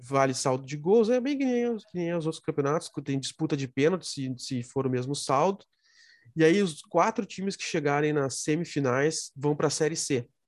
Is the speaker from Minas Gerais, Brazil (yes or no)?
no; Rio Grande do Sul, Brazil; eu sou gaúcho